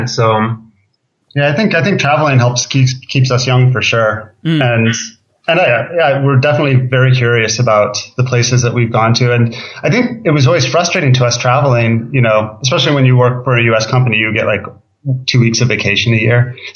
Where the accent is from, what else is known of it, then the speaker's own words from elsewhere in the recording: Minnesota, United States; also born or lived in Michigan / Ohio; I was born in Minnesota, lived in Michigan, Ohio, back to Minnesota.